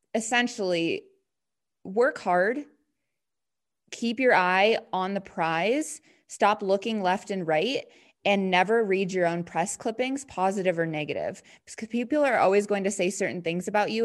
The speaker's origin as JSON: {"language": "English", "region": "Montana", "country": "United States", "moved": "yes", "lives_now": "Denver, United States", "said": "I live in Denver now, but, um, yeah, I'm from Montana"}